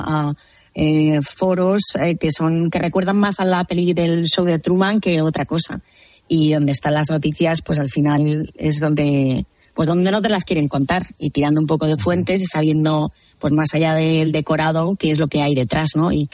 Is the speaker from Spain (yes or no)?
yes; Ferrol, Galicia, Spain; Bueno, yo soy, yo soy gallega, yo soy de Ferrol, como sabéis